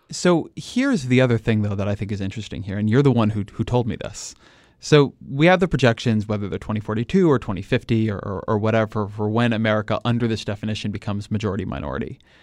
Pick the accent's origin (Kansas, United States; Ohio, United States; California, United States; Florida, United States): California, United States; I'm a Californian